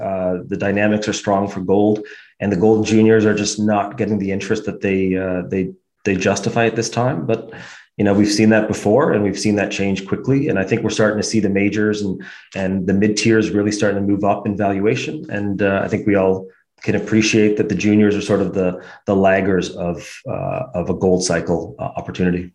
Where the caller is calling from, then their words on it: Toronto, Ontario, Canada; we're, we're calling from Toronto